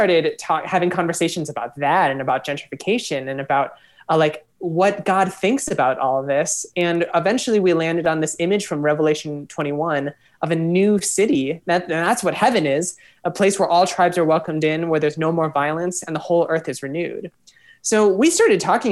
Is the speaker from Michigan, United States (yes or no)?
no; Minneapolis, Minnesota, United States; I'm from Minneapolis, spent 10 years away, came back